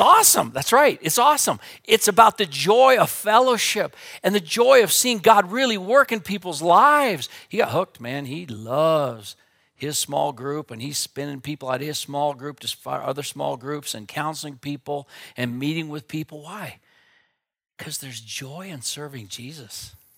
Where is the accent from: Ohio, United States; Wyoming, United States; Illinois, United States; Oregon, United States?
Wyoming, United States; Wheatland; also born or lived in Minneapolis; I grew up out here in Wyoming, and my dad was a pastor in Wheatland